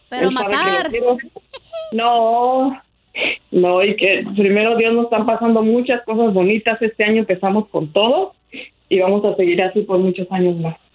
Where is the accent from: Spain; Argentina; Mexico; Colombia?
Mexico; moved away; Somos de México.